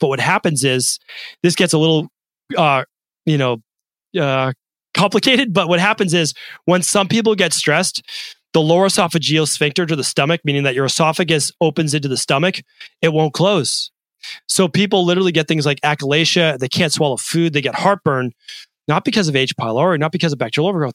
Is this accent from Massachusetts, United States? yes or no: yes; Medford, Massachusetts, United States; I didn't have aspirations as a kid growing up in Medford, Massachusetts.